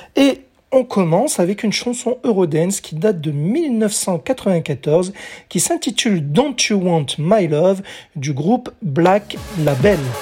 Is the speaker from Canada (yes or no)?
no; France; chez nous en France